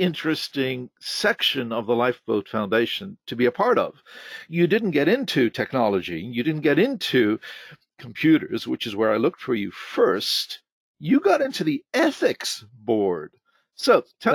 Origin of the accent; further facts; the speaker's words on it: South Africa; now in Ontario, Canada; I grew up in South Africa